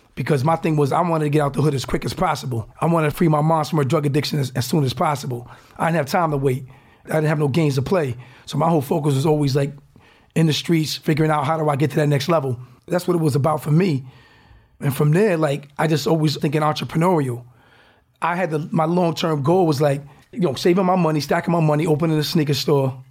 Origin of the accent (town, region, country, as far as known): Newport, Rhode Island, United States; moved away as an adult; now in Silicon Valley, United States